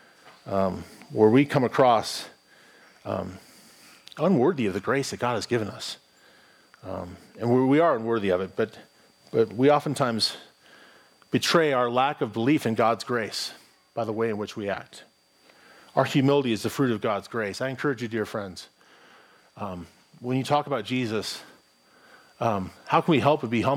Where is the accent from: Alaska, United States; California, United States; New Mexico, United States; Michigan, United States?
New Mexico, United States; Albuquerque; I grew up here in Albuquerque